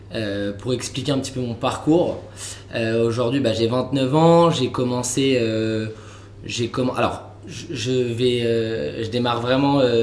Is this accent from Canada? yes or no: no; Vincennes, Île-de-France, France; j'étais de Paris, enfin de banlieue de Vincennes